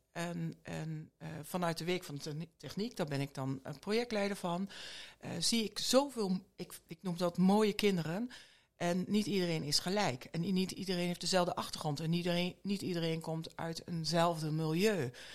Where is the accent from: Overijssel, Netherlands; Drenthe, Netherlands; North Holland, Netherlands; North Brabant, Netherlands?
Overijssel, Netherlands; Borne; moved away; also born or lived in Rotterdam; ik ben een echte tukker. Ik, Echt? ik ben in Borne geboren, alleen ik ben 15 jaar in Rotterdam eh, heb ik gewoond.